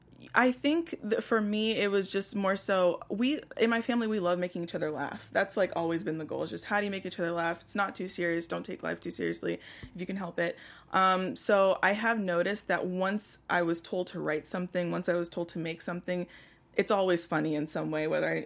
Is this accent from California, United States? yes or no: no; Houston, Texas, United States